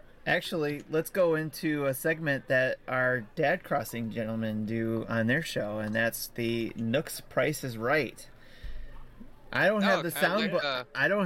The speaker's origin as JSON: {"language": "English", "town": "Detroit", "region": "Michigan", "country": "United States", "tie": "born or raised there", "said": "I grew up in Detroit"}